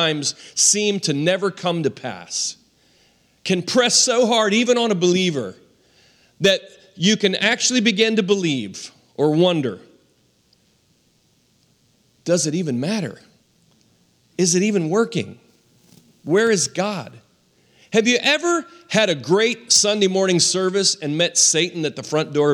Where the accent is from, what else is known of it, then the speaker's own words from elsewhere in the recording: Western Maryland, United States; We were raised in Western Maryland